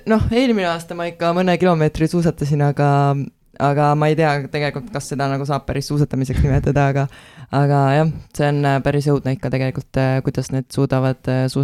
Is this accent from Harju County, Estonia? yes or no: no; Tartu, Tartu County, Estonia